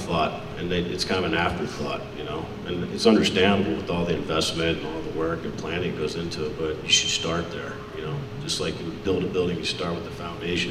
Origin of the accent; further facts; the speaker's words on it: Richmond, Virginia, United States; I'm from Richmond, Virginia, as well